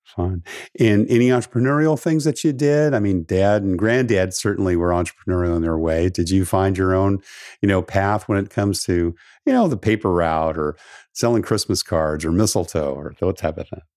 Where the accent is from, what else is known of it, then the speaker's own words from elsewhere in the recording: West Coast, United States; I grew up on the West Coast